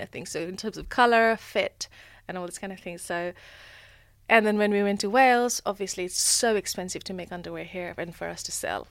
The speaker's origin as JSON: {"language": "English", "country": "Nepal", "tie": "born or raised there", "moved": "yes", "said": "growing up in Nepal, I find it that I lived a very sustainable life compared to here."}